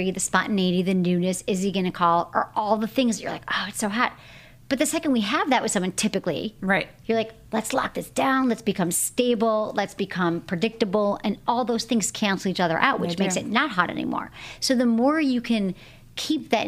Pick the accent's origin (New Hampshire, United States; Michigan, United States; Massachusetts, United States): Michigan, United States; now in Los Angeles, United States; I'm from Michigan